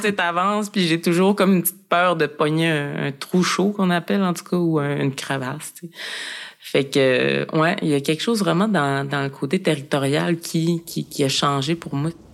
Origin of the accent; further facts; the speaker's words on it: Mashteuiatsh, Quebec, Canada; moved away; Dans mon village, à Meshtoyat, qui est une communauté inou